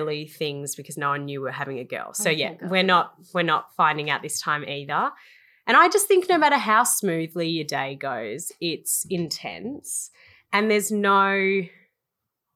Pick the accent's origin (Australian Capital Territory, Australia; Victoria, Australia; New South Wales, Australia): Victoria, Australia; Melbourne; moved away as an adult; Yes, I grew up in Melbourne. I was born in Melbourne and lived there till I was 19 years old.